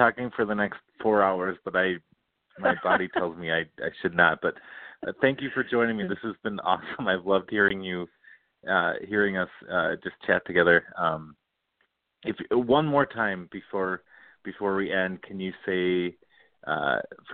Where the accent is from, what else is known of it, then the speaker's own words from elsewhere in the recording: Cottage Grove, Minnesota, United States; also born or lived in Massachusetts / St. Paul; I grew up in Cottage Grove